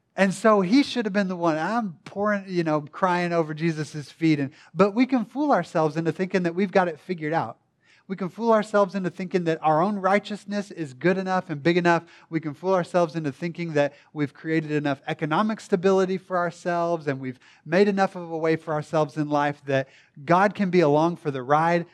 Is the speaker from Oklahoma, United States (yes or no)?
yes; Tishomingo, Oklahoma, United States; also born or lived in Durant, Oklahoma; I'm from Durant, not a big city necessarily. Tishomingo, if you wanna get really specific